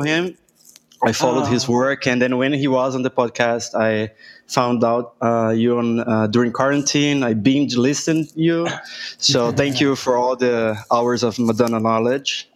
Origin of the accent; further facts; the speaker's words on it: São Paulo, Brazil; I'm from São Paulo